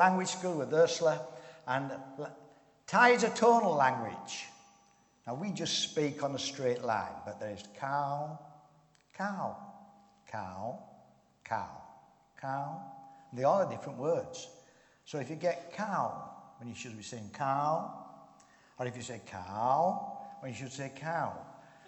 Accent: Harrogate, Yorkshire and the Humber, United Kingdom; moved away as an adult; also born or lived in Thailand; now in Northern Ireland, United Kingdom; I was brought up in Yorkshire, born and bred

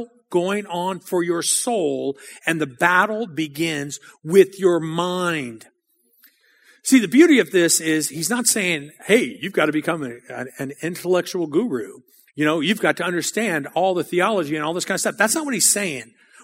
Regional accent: New Orleans, Louisiana, United States; I grew up on the West Bank of New Orleans

